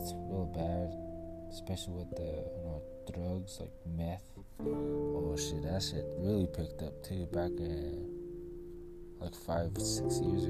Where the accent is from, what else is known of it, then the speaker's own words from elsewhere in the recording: Denver, Colorado, United States; also born or lived in Salt Lake City, Utah; I was born and raised pretty much, it feels like I was born and raised everywhere, I was born in Salt Lake City, Utah, we grew up around, especially here in Denver. I live here in Denver now